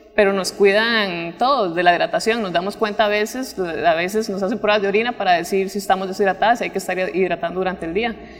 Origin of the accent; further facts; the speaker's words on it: Pavas, San José, Costa Rica; also born or lived in Guanacaste; soy de Pavas, pero mis papás son de Guanacaste